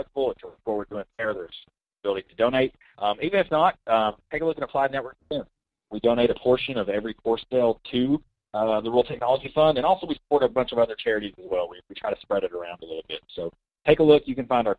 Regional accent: Kentucky, United States; now in Georgia, United States; I'm from Kentucky

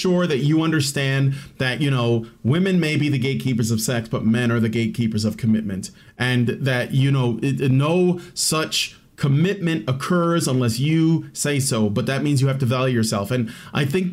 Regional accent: Chicago, Illinois, United States; I grew up in Chicago. I lived in a really ghetto, like violent, gang infested hood for most of my life

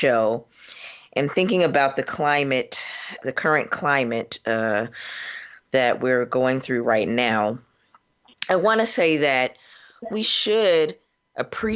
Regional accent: Florida, United States; now in Cincinnati, United States; I am from Florida, which I'm a little bit embarrassed about as of late, but I am from there, and currently practicing in Cincinnati, Ohio

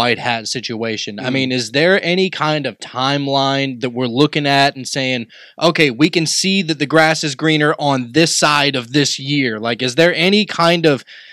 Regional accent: United States; us as an American people

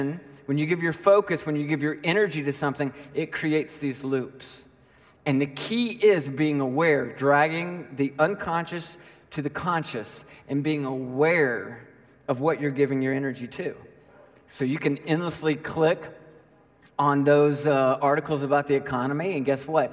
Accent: Nashville, Tennessee, United States; I grew up in Nashville

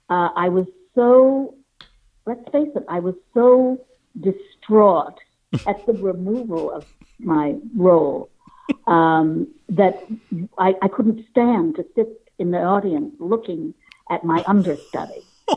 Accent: Toronto, Ontario, Canada; Only child. It was just a great place to get away from because it was the 60s.

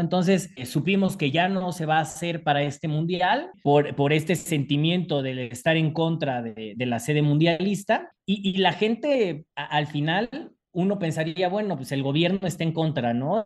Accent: Mexico; sobre todo como mexicanos

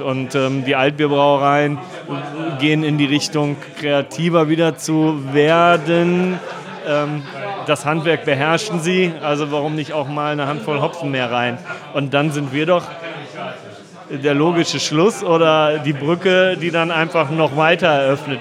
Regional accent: Düsseldorf, North Rhine-Westphalia, Germany; also born or lived in Lüneburg Heath; ich auch Düsseldorfer bin

